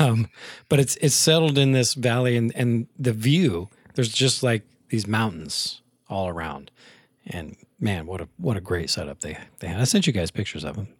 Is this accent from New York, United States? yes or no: no; Taylorville, Illinois, United States; moved away; when I was much younger and growing up in Taylorville